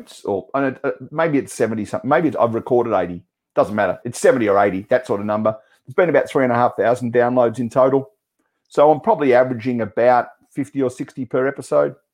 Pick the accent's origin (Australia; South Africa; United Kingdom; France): Australia